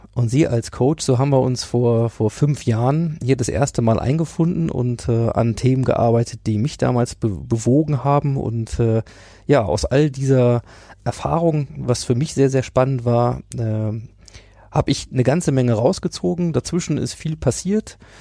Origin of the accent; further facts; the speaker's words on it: Hanover, Lower Saxony, Germany; aus meiner Heimatstadt Hannover